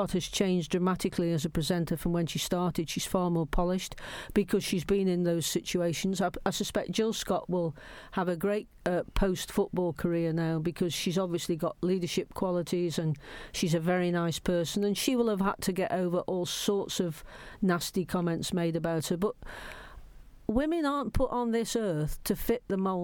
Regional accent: Stoke-on-Trent, West Midlands, United Kingdom; moved away; Stoke's my home. I was born in Stoke.

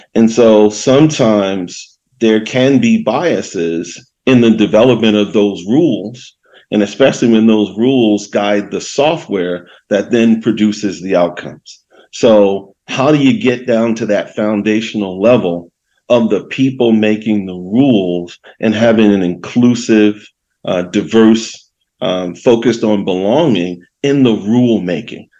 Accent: Baltimore, Maryland, United States; moved away; also born or lived in Northern California; growing up in Baltimore City

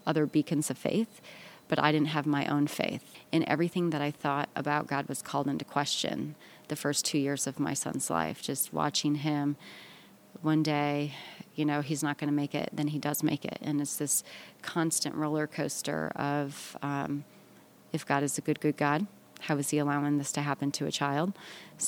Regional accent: Midwest, United States; now in the Carolinas, United States; We're from the Midwest originally.

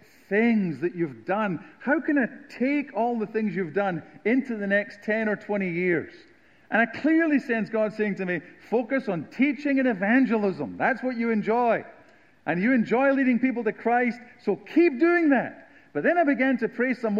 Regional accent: southern Scotland, United Kingdom; moved away as an adult; now in United States; I am from the Deep South of Scotland

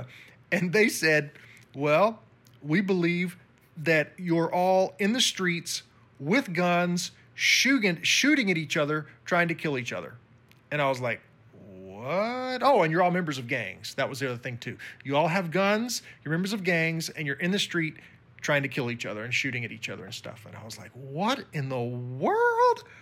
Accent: United States; I'm from the U.S., but because my skin was pale compared to theirs

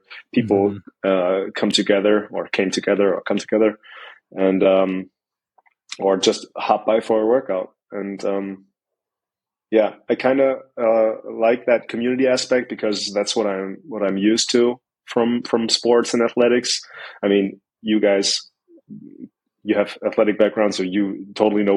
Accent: Mannheim, Baden-Württemberg, Germany; I'm 28. I'm from Mannheim, Germany

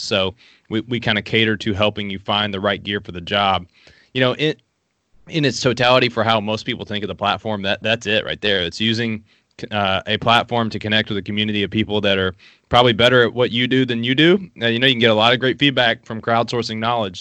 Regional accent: Appalachia, Southeastern Kentucky, United States; I shot my first gun at six years old in Southeastern Kentucky. I grew up in Appalachia

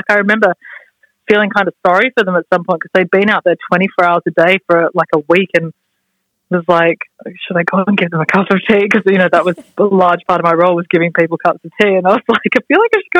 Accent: Australia; moved away as an adult; now in London, United Kingdom; Like I moved to London from Australia when I was 19. I'd just finished uni studying sound, and I went there with a bunch of friends

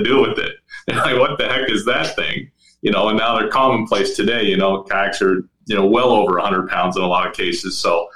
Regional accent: Bellingham, Washington, United States; I'm originally from Bellingham, Washington

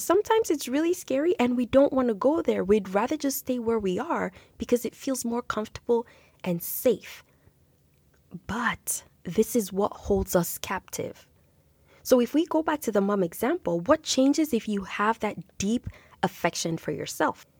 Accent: Nigeria; now in Canada; growing up in Nigeria, in my culture

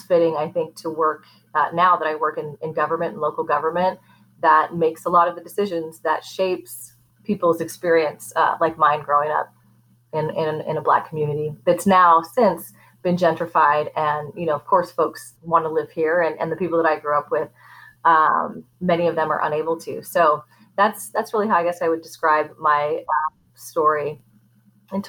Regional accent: Portland, United States; I've was born and raised in Portland and grew up in a historically Black neighborhood

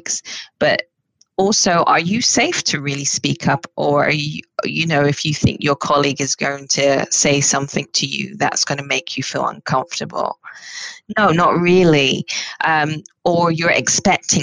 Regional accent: United Kingdom; I'm Black British

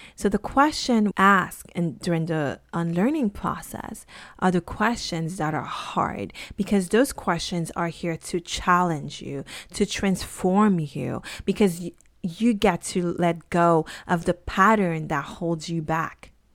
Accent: Haiti; I grew up in Haiti in a very conservative kinda town

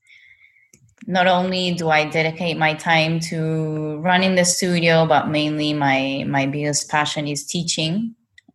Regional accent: Lima, Peru; moved away as an adult; also born or lived in Bali, Indonesia; now in Ubud, Indonesia; I was born and raised in Peru, and now with my husband and my daughter, we've been living in Bali for over 4 years now

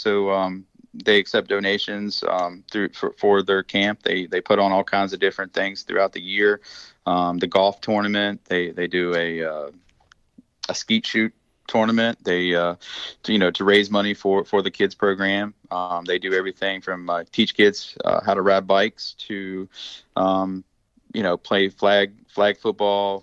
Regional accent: West Virginia, United States; moved away; I'm from West Virginia

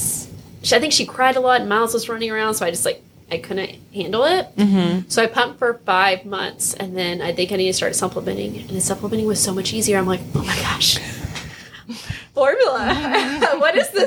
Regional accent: Dallas, Texas, United States; moved away as an adult; now in St. Louis, United States; growing up in Dallas

